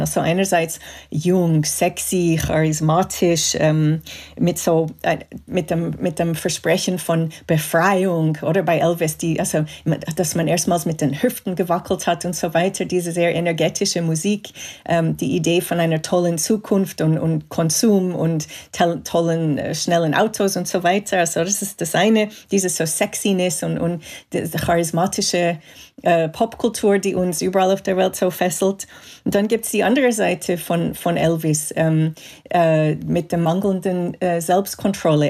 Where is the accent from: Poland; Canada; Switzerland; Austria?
Canada; Montreal, Quebec; German is a second language; moved away; ich bin in Kanada aufgewachsen, in Montreal.